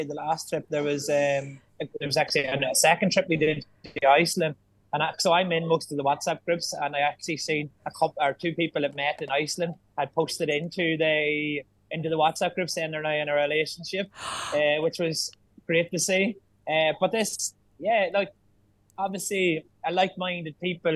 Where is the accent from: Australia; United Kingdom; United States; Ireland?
Ireland; we're Irish